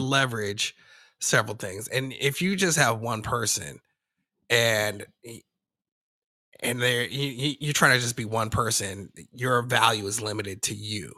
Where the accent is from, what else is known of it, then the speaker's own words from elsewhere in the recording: Denver, Colorado, United States; I'm from Denver